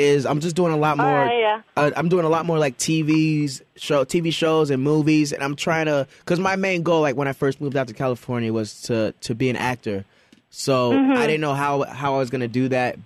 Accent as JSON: {"language": "English", "country": "Canada", "tie": "born or raised there", "moved": "yes", "said": "My parents are Jamaican. I was born in Canada"}